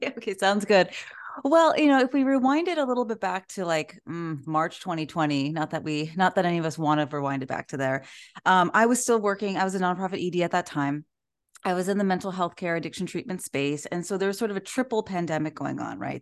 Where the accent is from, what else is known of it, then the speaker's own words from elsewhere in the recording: Orange County, California, United States; I am from Orange County, California, in Southern California.